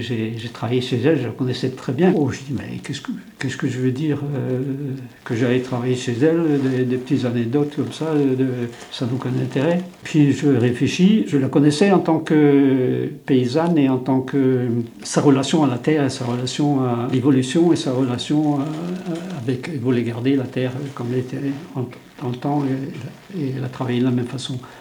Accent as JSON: {"language": "French", "region": "Brittany", "country": "France", "tie": "born or raised there", "first_language": "Breton", "second_language": "French", "said": "Je parlais que breton à 6 ans. Je parlais pas un mot de français"}